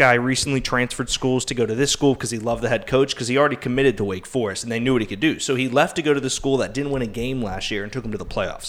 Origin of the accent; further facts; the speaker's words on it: Pittsburgh, Pennsylvania, United States; I'm from Pittsburgh